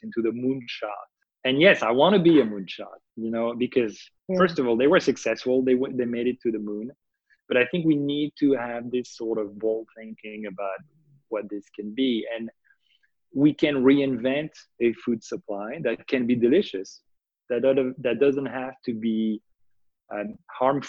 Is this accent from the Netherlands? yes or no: no; France; when I was a kid growing up in France